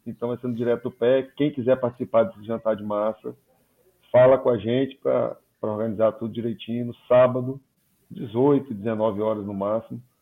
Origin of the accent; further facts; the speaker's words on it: Espírito Santo, Brazil; Me corrija, eu, eu sou capixaba, alguma.